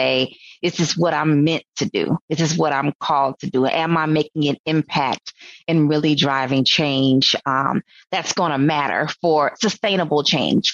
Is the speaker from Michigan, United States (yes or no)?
no; Sumter, South Carolina, United States; I'm from Sumter, South Carolina, South Kakalaki. So grew up on a farm.